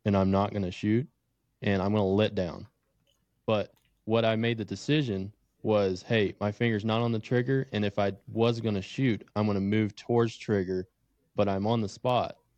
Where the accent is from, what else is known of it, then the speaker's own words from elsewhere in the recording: Tennessee, United States; moved away as an adult; now in Wyoming, United States; I'm originally from Tennessee, grew up hunting whitetail